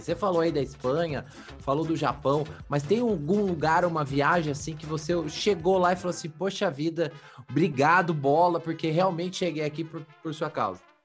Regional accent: São José dos Campos, São Paulo, Brazil; eu sou de São José dos Campos, aqui do, do Vale do Paraíba

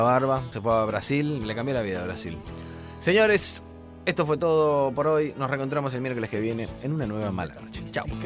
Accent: Argentina; Somos argentinos

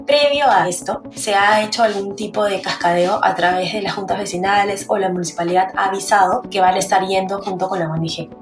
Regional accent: Peru; nuestro país tiene 1.500 más o menos mapeados botaderos ilegales

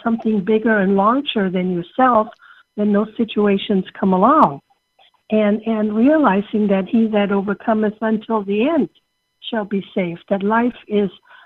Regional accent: Germany; English is a second language; moved away as an adult; now in United States; I came from Germany as a young woman on an exchange student program and came to this wonderful country and became an American citizen

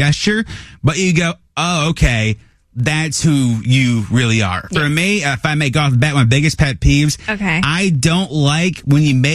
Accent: Minnesota, United States; I'm from Minnesota

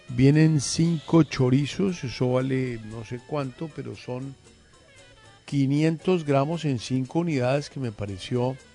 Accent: Colombia; nuestras vidas como colombianos

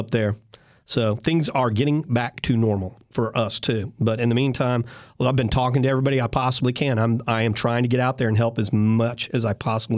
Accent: Houston, Texas, United States; I'm from Houston

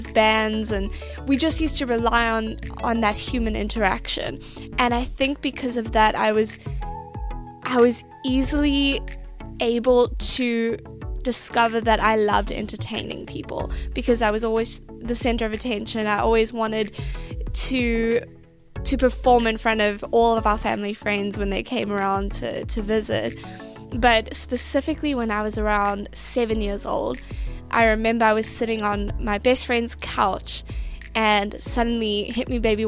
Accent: East London, Eastern Cape, South Africa; moved away as an adult; also born or lived in Elliot, South Africa / New York, United States / New Jersey, United States; now in United States; I come from a little small town in South Africa known as Elliot. And by the time I was 10, we moved to East London and had an amazing childhood

